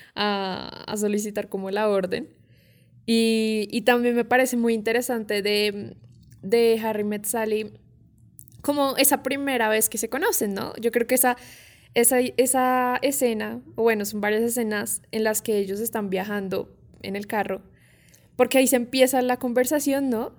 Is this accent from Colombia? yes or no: yes; Colombia; nosotros acá en Colombia